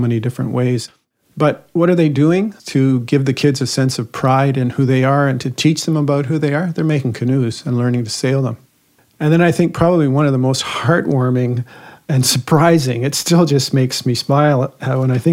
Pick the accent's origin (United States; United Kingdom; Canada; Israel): Canada; Guelph, Ontario; I was born in St. Joseph's Hospital in Guelph.